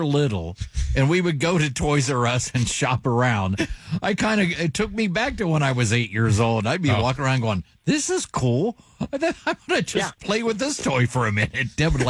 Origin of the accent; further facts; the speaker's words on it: Dayton, Ohio, United States; I grew up in Dayton, so Elder Beerman was big